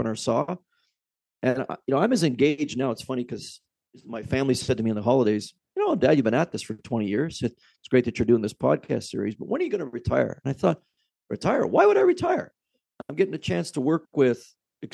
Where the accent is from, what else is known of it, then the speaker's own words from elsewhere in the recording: Canada; also born or lived in Lake Ontario; as a Canadian